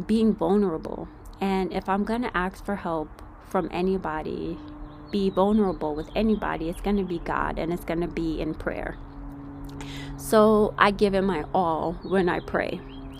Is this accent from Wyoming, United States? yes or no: no; New York, United States; moved away as an adult; now in California, United States; I'm not from California, guys. I am from New York, born and raised